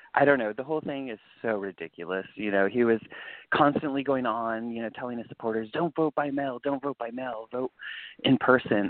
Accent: California, United States; moved away; also born or lived in East Coast; I was raised in California

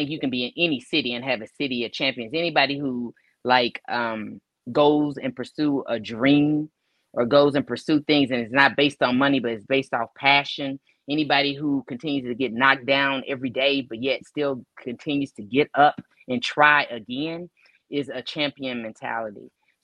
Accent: Pleasant Grove, Texas, United States; also born or lived in Duncanville; I came from Pleasant Grove to Duncanville. Mm-hmm. So when I got to junior high, you know, it was a shock for me, the whole culture. I came from an all-Black neighborhood to now I'm over here and I'm a sprinkle, you know.

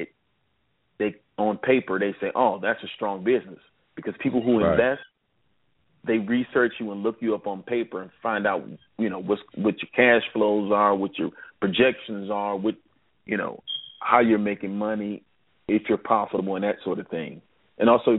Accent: Cleveland, Ohio, United States; I'm from Cleveland, Ohio, born and raised

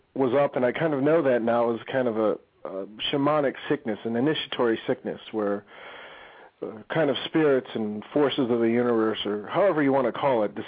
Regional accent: Chicago, Illinois, United States; moved away as an adult; now in Ohio, United States; I moved out to Ohio for a few years, for the last 3 years. But before that, yeah, I was born and raised in Chicago

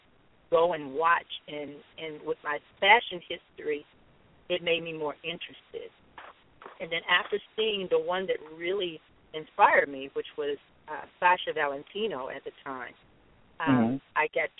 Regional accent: South Bend, Indiana, United States; now in Long Beach, United States; I was born and raised in South Bend, Indiana

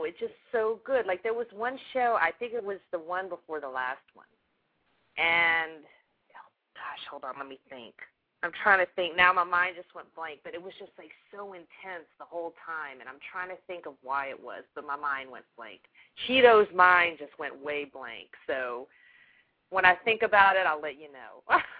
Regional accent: Louisiana, United States; accent: Louisiana; I lost my accent, but I just love that Louisiana accent. You know, I wish I still had it.

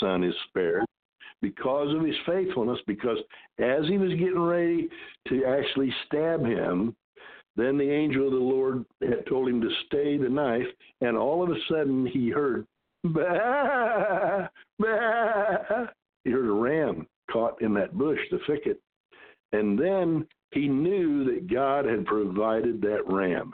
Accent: Decatur, Illinois, United States; I was born and raised in Decatur, Illinois.

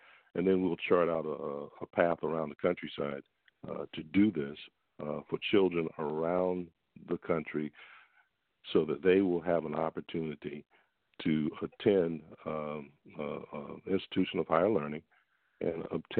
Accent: Orangeburg, South Carolina, United States; moved away as an adult; also born or lived in Atlanta; now in Fort Bragg, United States; I'm originally from South Carolina. Born and raised in a town called, or a city called Orangeburg. And it's the home of South Carolina State University, the Mighty Bulldogs.

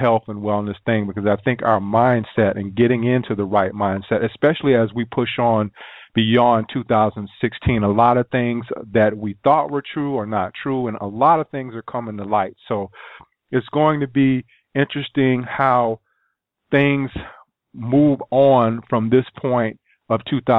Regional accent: South Carolina, United States; growing up in South Carolina

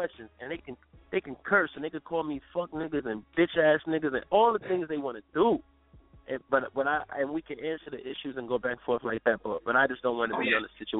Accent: New York, United States; also born or lived in Milwaukee; I grew up in New York and Milwaukee. These are facts.

